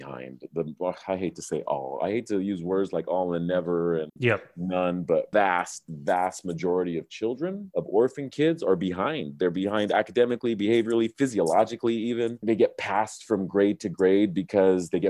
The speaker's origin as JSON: {"language": "English", "region": "Southern California", "country": "United States", "moved": "yes", "said": "I'm from Southern California originally"}